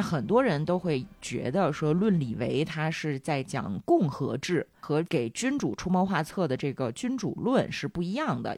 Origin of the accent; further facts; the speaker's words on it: China; 我们中国人